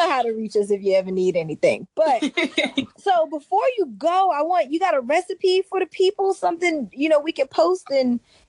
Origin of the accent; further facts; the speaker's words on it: Charleston, South Carolina, United States; We're from Charleston, South Carolina.